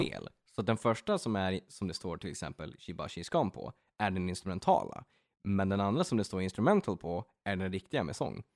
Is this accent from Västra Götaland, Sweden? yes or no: no; Örnsköldsvik, Västernorrland County, Sweden; now in Västerås, Sweden; jag från Övik bor i Västerås